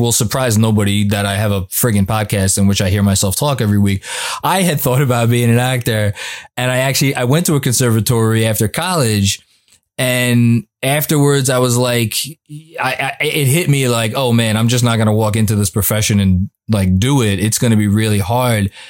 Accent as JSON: {"language": "English", "town": "New York City", "region": "New York", "country": "United States", "tie": "born or raised there", "moved": "as an adult", "said": "I was born and raised in Staten Island, New York"}